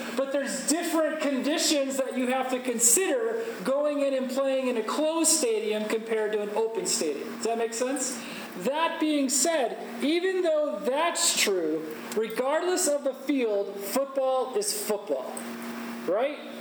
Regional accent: Chicago, Illinois, United States; I'm from Chicago. That's where I live

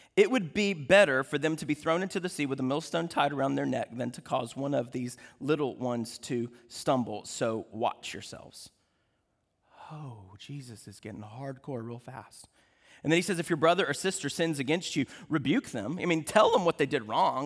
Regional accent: United States; because we're American

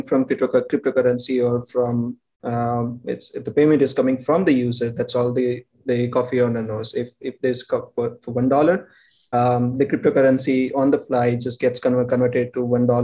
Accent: India; we are from India.

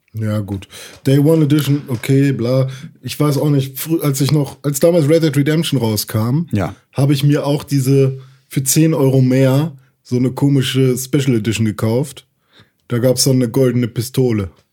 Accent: Gifhorn, Lower Saxony, Germany; moved away; bei uns in Gifhorn gibt es so einen Laden, der heißt Schütte

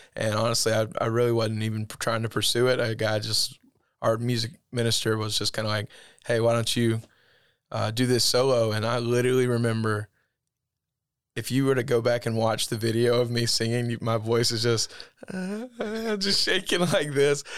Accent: Eufaula, Alabama, United States; grew up in Eufaula. um, born and raised there

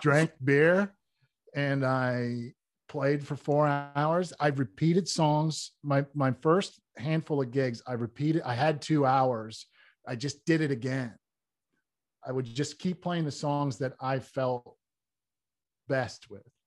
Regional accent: Wooster, Ohio, United States; I was born in Worcester, Ohio

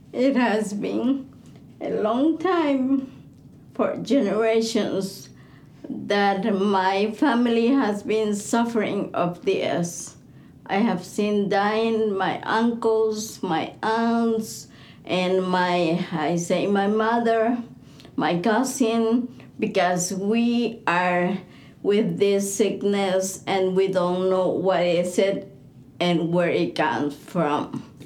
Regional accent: Bolivia; I'm from Bolivia.

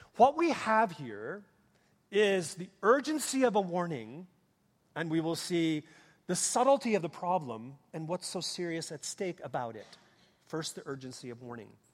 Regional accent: Minnesota, United States; moved away; I grew up in Minnesota

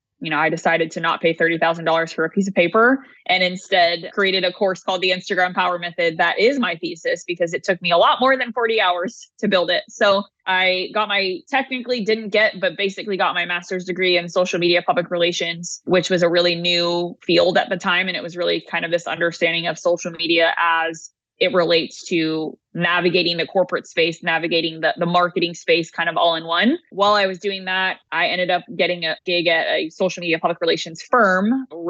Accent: Southern California, United States; moved away as an adult; also born or lived in New Jersey; I came from Southern California, actually swam on scholarship for Rutgers. So it was a big move going from Southern California to Rutgers.

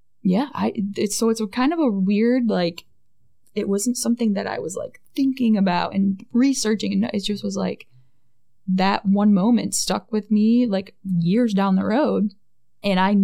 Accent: Tecumseh, Michigan, United States; moved away as an adult; also born or lived in North Dakota / Hawaii; now in Wisconsin, United States; I grew up in Tecumseh, Michigan, which is a little southwest of Ann Arbor

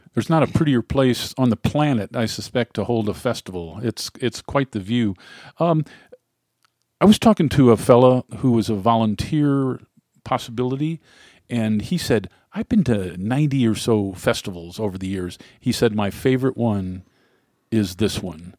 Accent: Cleveland, Ohio, United States; moved away; also born or lived in Oxford, Ohio / Cincinnati; I came from Cleveland

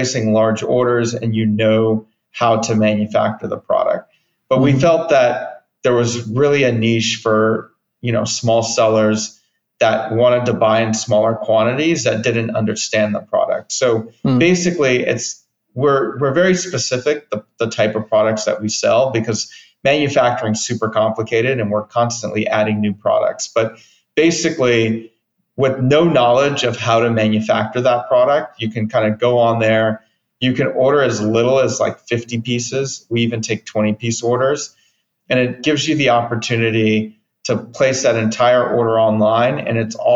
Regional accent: Pasadena, California, United States; also born or lived in Berkeley, California; I'm from Southern California, from LA, Pasadena area

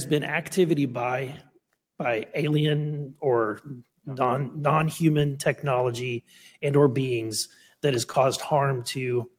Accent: Missouri, United States; And I think that's because I'm from Missouri.

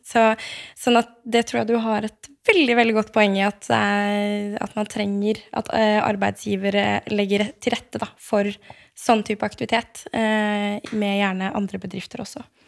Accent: Eastern Norway, Norway; moved away as an adult; also born or lived in Bergen / Oslo; som østlending

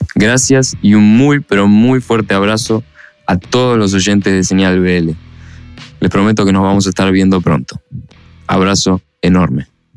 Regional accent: Buenos Aires, Argentina; Somos una banda de rock de Buenos Aires, Argentina

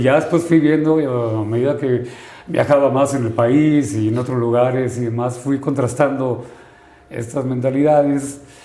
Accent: Sinaloa, Mexico; vengo de Sinaloa

